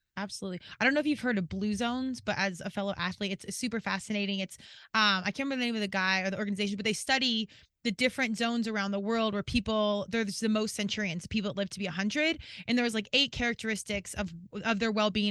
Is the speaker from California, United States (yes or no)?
no; Colorado, United States; moved away as an adult; also born or lived in Virginia; I was from Colorado and went out east to George Mason in Virginia